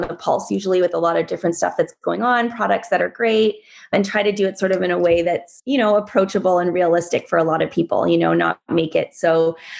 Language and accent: English; Vancouver, British Columbia, Canada; also born or lived in Iowa / Washington, District of Columbia, United States / New York / Los Angeles; I grew up here in Vancouver on the North Shore.